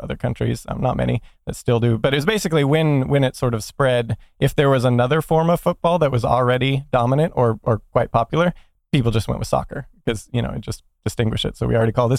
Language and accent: English; United States; I'm an American